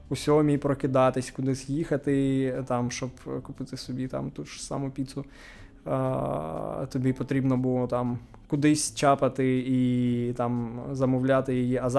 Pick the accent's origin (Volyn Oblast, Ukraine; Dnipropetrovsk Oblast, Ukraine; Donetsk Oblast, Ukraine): Dnipropetrovsk Oblast, Ukraine; Nikopol; now in Kyiv, Ukraine; я народився в Дніпропетровській області. Ага. А, Нікополь. Нікополь, так.